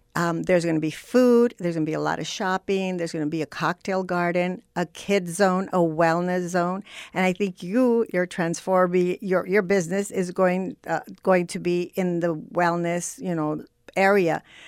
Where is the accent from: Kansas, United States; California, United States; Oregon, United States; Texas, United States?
California, United States; Los Angeles; also born or lived in Zacatecas, Mexico; I was growing up in Boyle Heights